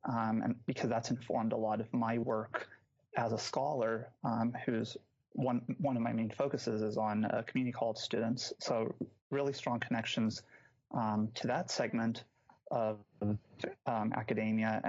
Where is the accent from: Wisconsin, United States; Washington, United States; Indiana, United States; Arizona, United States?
Arizona, United States; Scottsdale; moved away as an adult; now in Madison, United States; I'm originally from Phoenix, Arizona, Scottsdale in particular. So an Arizona native